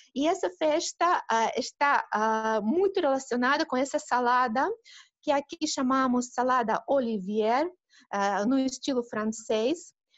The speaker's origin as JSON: {"language": "Portuguese", "country": "Russia", "second_language": "Portuguese", "said": "Imagine ter uma vizinha que é brasileira aqui na Rússia"}